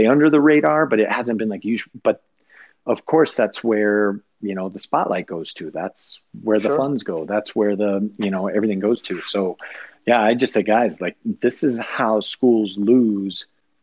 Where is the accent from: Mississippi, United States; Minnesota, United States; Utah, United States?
Minnesota, United States; Rochester; moved away; I grew up just outside of Rochester